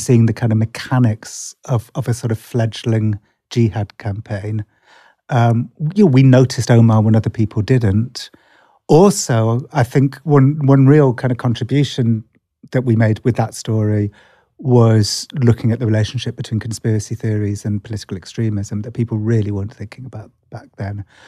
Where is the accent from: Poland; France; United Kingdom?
United Kingdom; England; accent: English; That's my terrible English accent